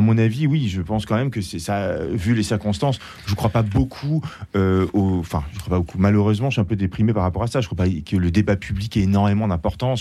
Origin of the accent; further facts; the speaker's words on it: France; en tant que Français